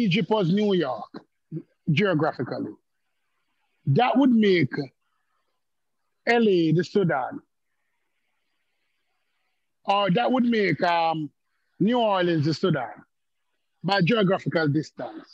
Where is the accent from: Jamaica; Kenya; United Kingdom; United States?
Jamaica; accent: Jamaican; moved away; I'm from Jamaica.